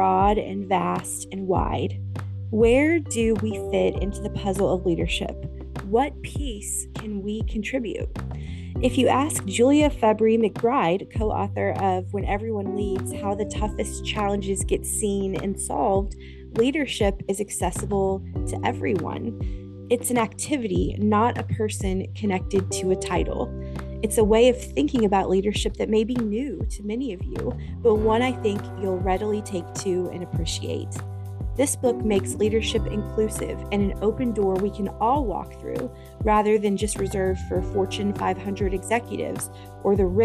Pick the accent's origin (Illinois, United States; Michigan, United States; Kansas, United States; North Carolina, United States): Kansas, United States; moved away; You are chatting with me from Kansas, which is my home state